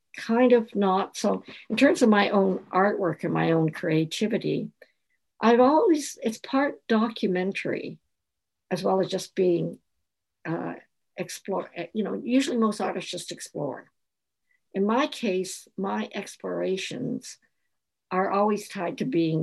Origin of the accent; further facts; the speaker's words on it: Canada; I'm from Chinatown